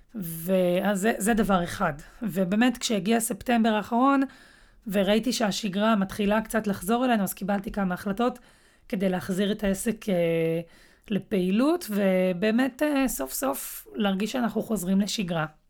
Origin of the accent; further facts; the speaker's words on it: Netanya, Central District, Israel; אני במקור מנתניה